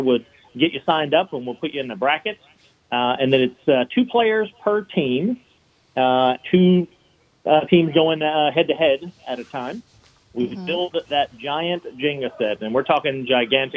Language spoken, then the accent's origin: English; Baton Rouge, Louisiana, United States; moved away as an adult; now in New Orleans, United States; I'm from Baton Rouge, actually.